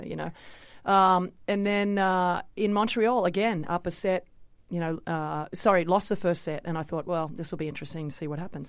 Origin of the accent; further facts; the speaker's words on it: Australia; winning my first Grand Slam in front of my hometown